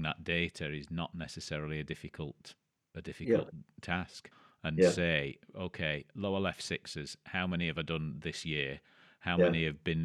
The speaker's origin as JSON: {"language": "English", "region": "England", "country": "United Kingdom", "said": "Speaking as an Englishman"}